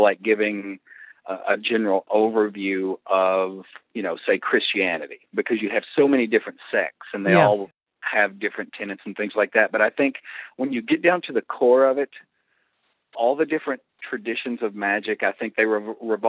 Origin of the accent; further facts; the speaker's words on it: the Bible Belt, United States; where I grew up in the Bible Belt